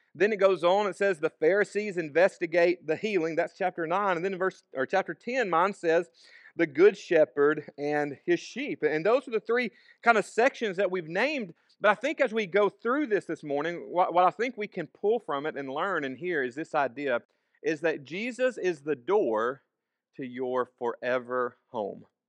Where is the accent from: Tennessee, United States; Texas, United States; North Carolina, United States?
Tennessee, United States; Savannah; born or raised there; also born or lived in Florence, Alabama